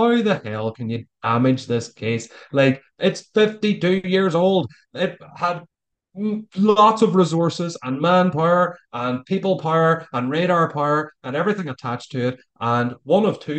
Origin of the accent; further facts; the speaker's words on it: Ireland; accent: Irish; my persuasive Irish accent.